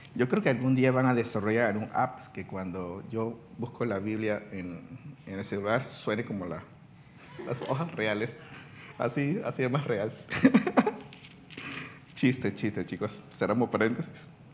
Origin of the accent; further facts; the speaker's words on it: China; now in Panama; yo soy residente, no ciudadano panameño, porque yo nací en la China